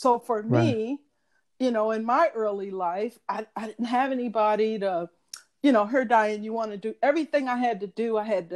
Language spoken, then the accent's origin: English; St. Louis, Missouri, United States; moved away as an adult; also born or lived in Chicago; I'm originally from St. Louis, Missouri. Grew up, born and raised.